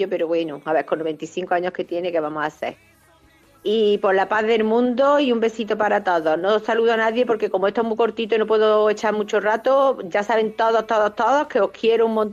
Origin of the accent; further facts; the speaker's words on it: Córdoba, Andalusia, Spain; la cordobesa de los pies a la cabeza.